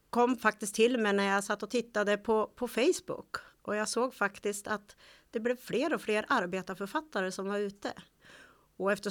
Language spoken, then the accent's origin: Swedish; Bollnäs, Gävleborg County, Sweden; jag är ju Bollnäs